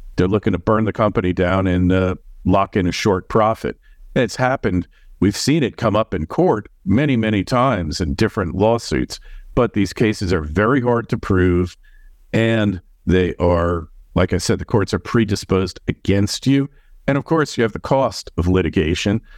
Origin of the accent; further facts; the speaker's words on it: New York, United States; Being a New Yorker